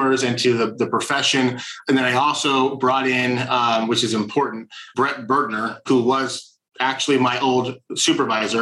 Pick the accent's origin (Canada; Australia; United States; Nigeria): United States; Indiana; now in Orange County, United States; I'm originally from Indiana